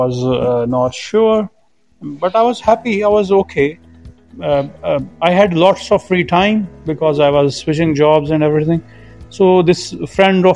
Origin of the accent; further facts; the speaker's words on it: Pakistan; I'm from Pakistan